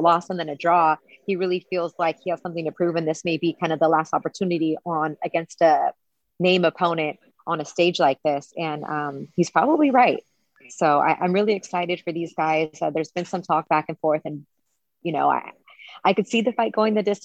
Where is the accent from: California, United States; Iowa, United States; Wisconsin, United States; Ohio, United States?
California, United States; Southern; I grew up in Southern California with the Vin Scullys and the Chick Hearns